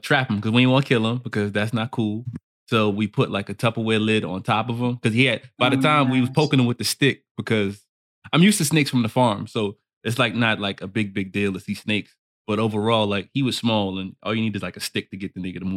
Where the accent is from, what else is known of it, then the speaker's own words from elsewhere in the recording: New York City, New York, United States; moved away as an adult; now in Atlanta, United States; I'm from New York City, born and raised